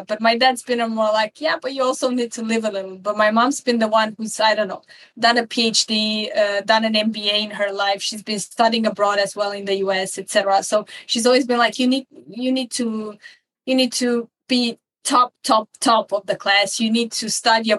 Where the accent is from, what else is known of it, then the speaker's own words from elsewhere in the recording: Bucharest, Romania; moved away as an adult; now in Copenhagen, Denmark; I currently live in Copenhagen, Denmark, but I'm originally from Bucharest, Romania. And I have to say that I used to live like I lived for 20 years back in Romania